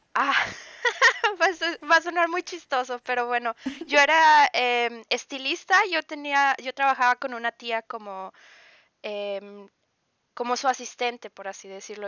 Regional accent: Ciudad Acuña, Coahuila, Mexico; moved away as an adult; now in Ingelheim, Germany; Yo vengo de una ciudad que se llama Acuña, en Coahuila, que es en México.

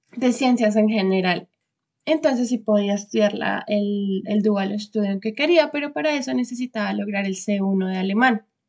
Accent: Bogotá, Colombia; moved away as an adult; now in Stuttgart, Germany; soy de Bogotá, Colombia. Actualmente vivo en Stuttgart

